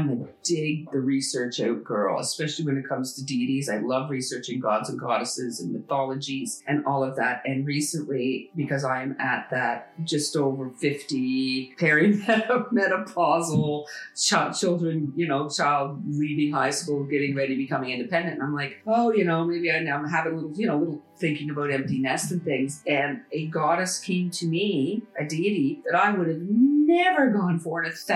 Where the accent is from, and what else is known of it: Canada